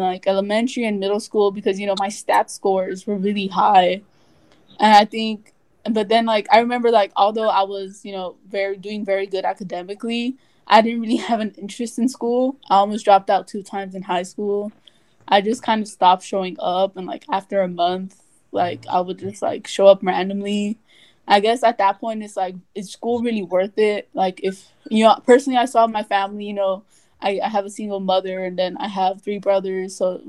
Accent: Los Angeles, California, United States; also born or lived in Littlerock, California; So I moved to Watts when, like, in fourth grade, so I must have been, like, 9 or 10 around there. But, like, I was originally from, like, I lived, like, in a small, like, town called, like, Little Rock. It's, like, near Lancaster.

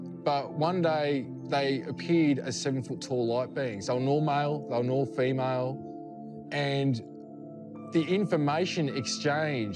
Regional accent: Australia; I'm from Australia

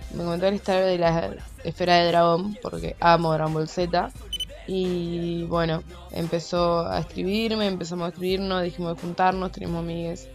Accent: Venado Tuerto, Santa Fe, Argentina; now in Rosario, Argentina; soy de Venado Tuerto, vivo en Rosario

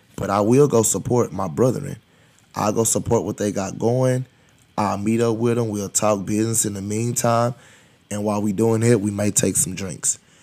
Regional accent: United States; I'm from Highland Hills.

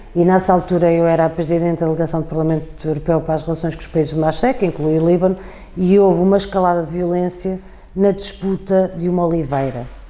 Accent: Portugal; sou portuguesa

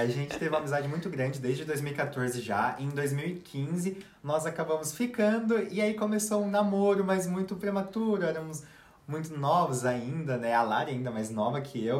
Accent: São Paulo, Brazil; now in Russia; eu sou de São Paulo

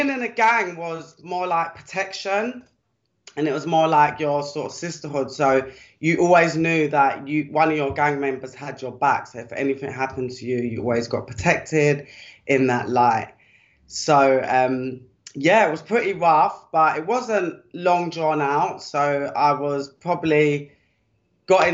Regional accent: London, United Kingdom; I was brought up in Deptford, which used to be, I should say, quite a rough part of the UK in South London.

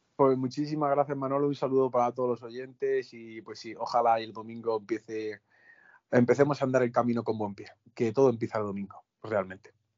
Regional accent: Albacete, Castilla-La Mancha, Spain; mi etapa en Ollero, en mi tierra

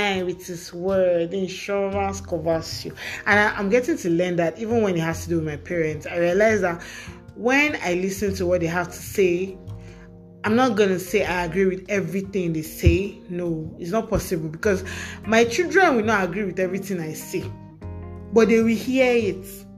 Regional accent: Nigeria; I'm a Nigerian girl with sense

